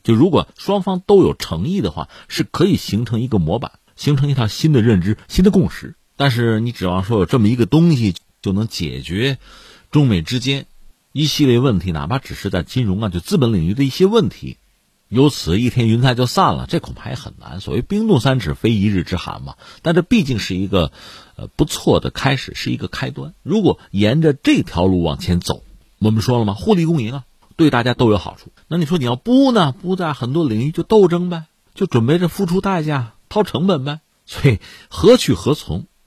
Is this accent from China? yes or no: yes; China; 从我们中国人来讲